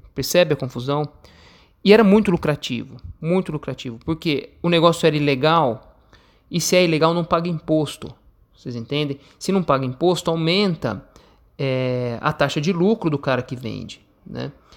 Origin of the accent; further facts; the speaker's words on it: Brazil; nós brasileiros também somos americanos